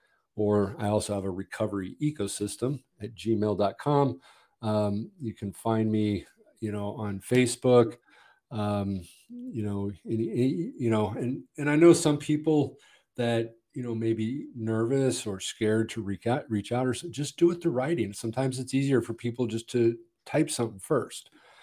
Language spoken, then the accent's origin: English; Montebello, California, United States; born there; Well, I was born in Montebello, Southern California. And, you know, we moved a lot.